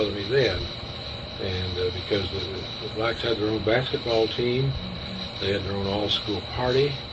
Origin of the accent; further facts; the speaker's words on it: Topeka, Kansas, United States; I'd grown up in Topeka that way. Growing up in Topeka the schools were segregated through the first eight grades.